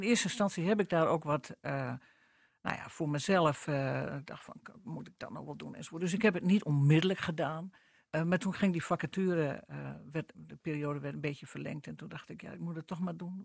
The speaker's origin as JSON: {"language": "Dutch", "region": "northern Netherlands", "country": "Netherlands", "said": "Ik ben een Noorderling. Ik ben ook half Drents"}